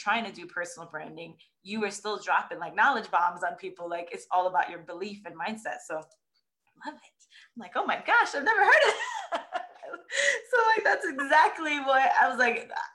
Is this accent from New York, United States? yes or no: yes; New York, United States; moved away; I'm from New York originally.